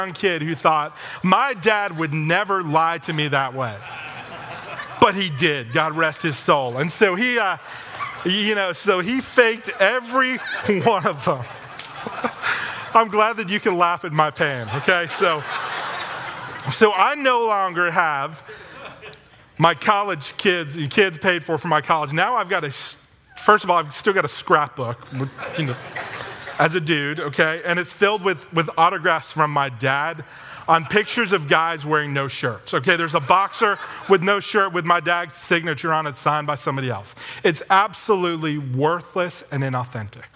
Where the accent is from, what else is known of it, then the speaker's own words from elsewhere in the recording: Philadelphia, Pennsylvania, United States; I grew up in Philadelphia